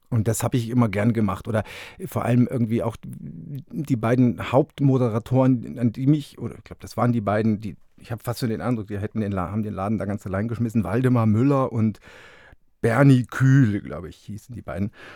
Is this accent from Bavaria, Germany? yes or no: yes; Fürstenfeldbruck, Bavaria, Germany; moved away as an adult; also born or lived in Munich / Augsburg / Leipzig / Berlin; ich bin ja. Äh, in München geboren und in Fürstenfeldbruck groß geworden